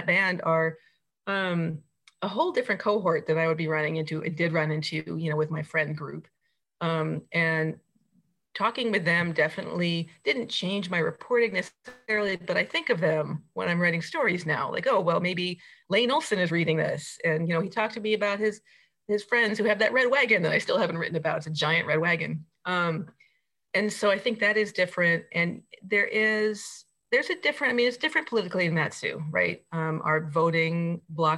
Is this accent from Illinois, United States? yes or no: no; rural New Jersey, United States; moved away as an adult; also born or lived in Oregon / Anchorage, Alaska; now in Mat-Su, Alaska, United States; I grew up in kind of rural New Jersey, and then moved west when I went to Oregon